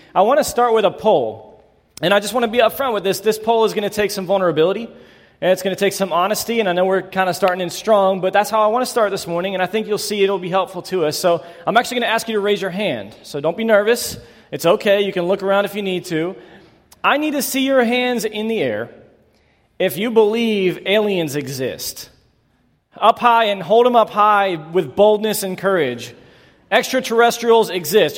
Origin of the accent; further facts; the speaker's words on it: Northwest Pennsylvania, United States; I grew up in Northwest Pennsylvania